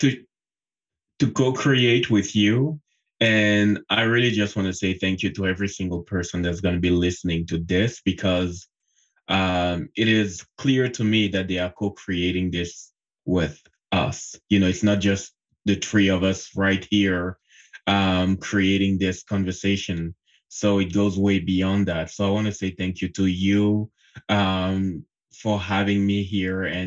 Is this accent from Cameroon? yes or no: yes; Cameroon; moved away as an adult; I was born and raised in Cameroon. It's a country in Central Africa. Mm-hmm. And up until the age of 24, I was living there.